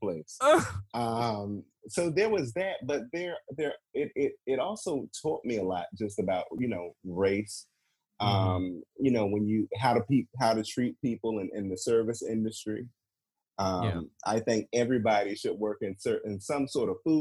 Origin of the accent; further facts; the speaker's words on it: Washington, District of Columbia, United States; moved away as an adult; also born or lived in North Carolina; I'm from D.C.